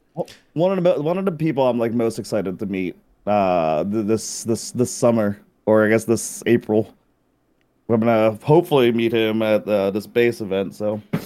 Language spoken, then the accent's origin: English; Philippines; I grew up in the Philippines